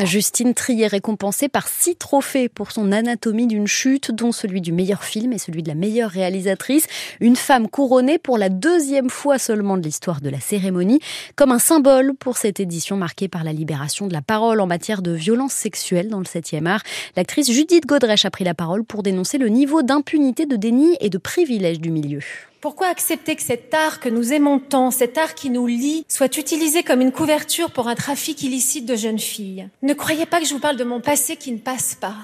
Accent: Paris, Île-de-France, France; je suis parisienne mais d'origine bretonne

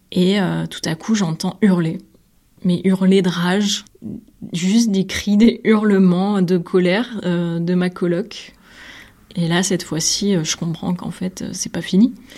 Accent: Nîmes, Occitania, France; moved away as an adult; now in Brussels, Belgium; Je suis originaire de Nîmes

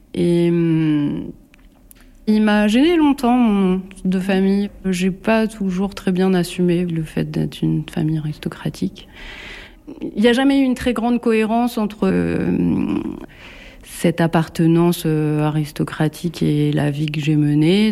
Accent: Bourges, Centre-Val de Loire, France; also born or lived in Paris; now in Nemours, France; j'ai grandi à Bourges et après j'ai vécu euh, à Paris, en région parisienne

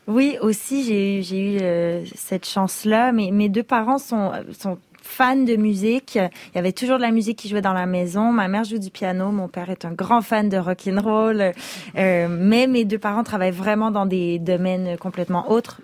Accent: Quebec, Canada; first language French; j'ai grandi au Québec, ma, langue première est le français

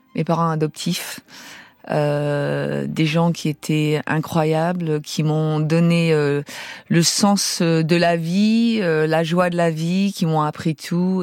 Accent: France; moved away as an adult; now in San Francisco, United States; je suis française

